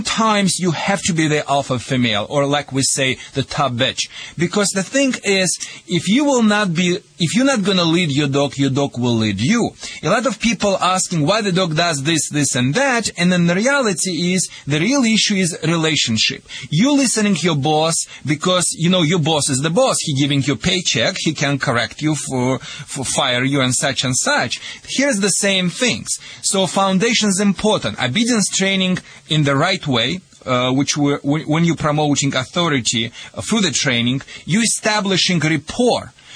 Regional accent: Russia; moved away

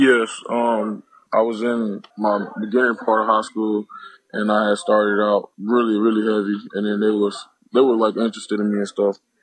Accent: Cocoa, Florida, United States; I'm from Cocoa, Florida. Um, originally grew up over there

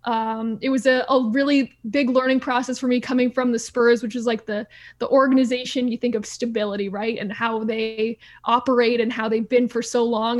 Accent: Stamford, Connecticut, United States; moved away as an adult; also born or lived in Providence; now in Houston, United States; I grew up in Stamford, Connecticut, so I was about forty-five minutes from New York City

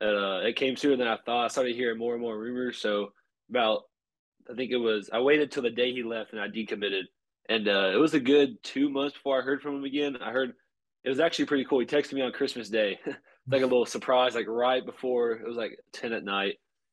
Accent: Texas, United States; I'm from Texas.

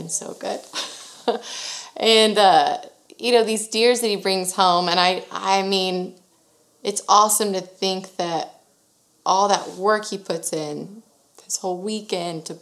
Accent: Sugar Land, Texas, United States; I was born and raised in Sugar Land, Texas, which is very close

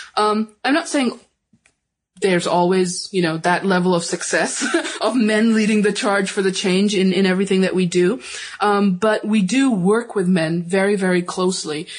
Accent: Pakistan; I'm from Pakistan

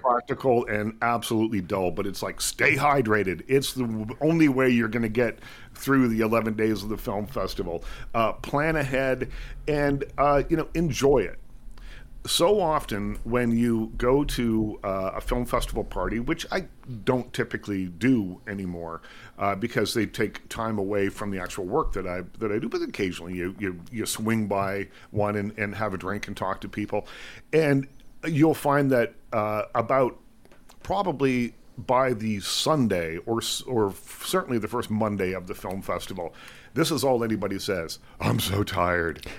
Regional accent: Liverpool, Nova Scotia, Canada; also born or lived in Bridgewater, Nova Scotia; I do remember growing up in Liverpool, though. We moved when I was quite young, grew up there, uh, from the time I was probably three or something like that.

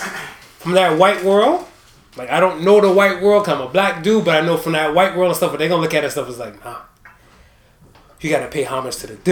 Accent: Cleveland, Ohio, United States; I'm from Cleveland

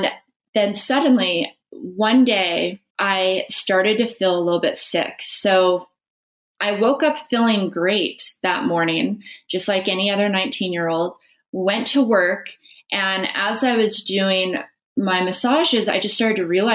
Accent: Las Vegas, Nevada, United States; I grew up in Las Vegas

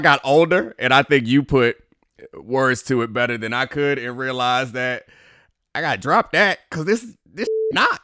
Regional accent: Baltimore, Maryland, United States; I grew up in Baltimore, so, like, club music was a thing.

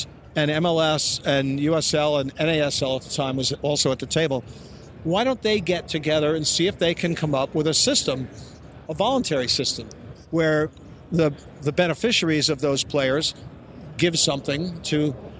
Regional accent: Yonkers, New York, United States; I'm from Westchester County. I was born in Yonkers.

